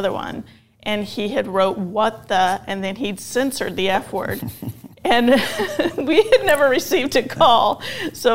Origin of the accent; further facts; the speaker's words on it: Tehachapi, California, United States; also born or lived in Mammoth Lakes, California; I was born in Mammoth, lived there till I was about 8, and then we moved to Tehachapi, California, which is out near Bakersfield, high desert. And we grew up out on 20 acres there until I was, until I left home